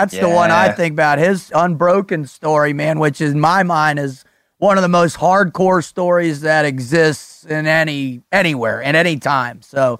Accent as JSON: {"language": "English", "region": "South Florida", "country": "United States", "tie": "born or raised there", "said": "I grew up in South Florida too"}